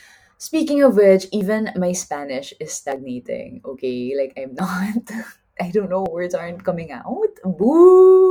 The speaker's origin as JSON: {"language": "English", "country": "Philippines", "moved": "yes", "said": "I'm from the Philippines"}